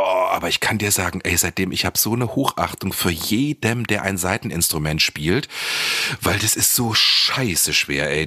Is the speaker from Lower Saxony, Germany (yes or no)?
yes; Lower Saxony, Germany; moved away as an adult; also born or lived in Celle / Hanover / Berlin; Ich komme ja dort aus Niedersachsen vom Land